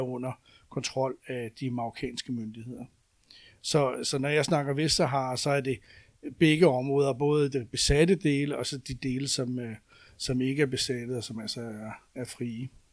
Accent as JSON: {"language": "Danish", "country": "Denmark", "said": "som danskere"}